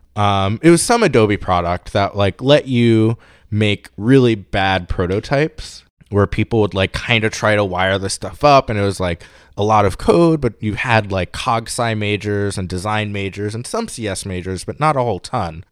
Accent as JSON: {"language": "English", "town": "New York City", "region": "New York", "country": "United States", "tie": "born or raised there", "also_born_or_lived": "Pittsburgh", "moved": "as an adult", "said": "I'm from New York. So I grew up in New York City, bouncing between Queens and Brooklyn"}